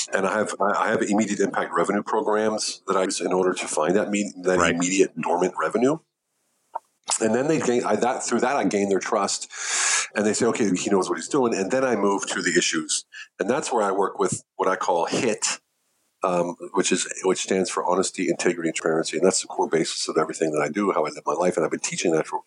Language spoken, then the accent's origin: English; United States; moved away as an adult; now in Germany; an American that didn't speak much German living in Germany